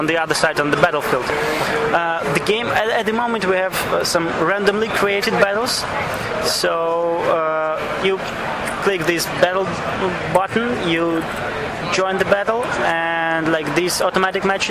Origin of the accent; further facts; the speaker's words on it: Belarus; we are from Belarus